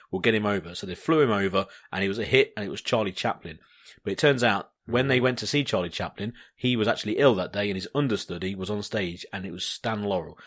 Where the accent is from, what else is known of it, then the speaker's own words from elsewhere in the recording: United Kingdom; I'm British